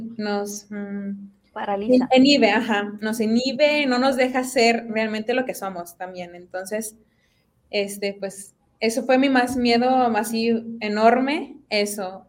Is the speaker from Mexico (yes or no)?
yes; Apodaca, Nuevo León, Mexico; soy de aquí de Monterrey, específicamente del municipio de Apodaca.